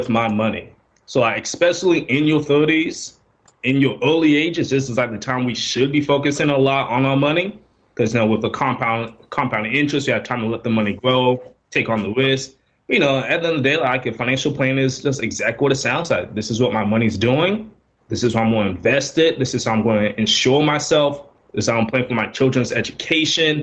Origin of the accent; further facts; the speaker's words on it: Orlando, Florida, United States; also born or lived in Dallas, Texas; now in Atlanta, United States; I'm originally from Orlando, Florida